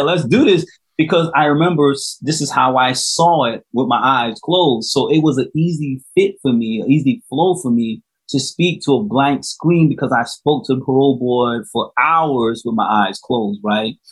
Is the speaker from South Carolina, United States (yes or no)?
yes; South Carolina, United States; right here in my home state